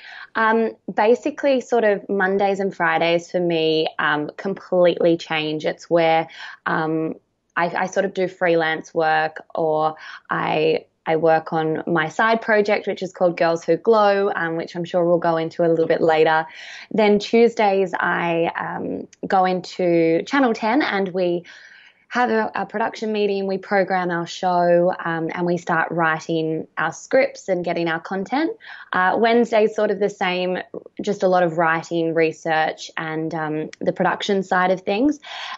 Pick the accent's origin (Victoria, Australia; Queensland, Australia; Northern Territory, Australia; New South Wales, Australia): New South Wales, Australia; Wagga Wagga; Well, yeah, I'm a country girl. I'm from Wagga, and then I actually, and that's where I still call home. It's where both sides of my family are from.